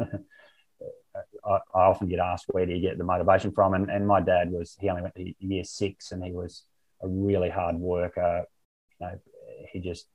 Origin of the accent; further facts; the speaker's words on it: Barcaldine, Queensland, Australia; moved away as an adult; I was born on a farm at Barcaldine and had my first 23 years there.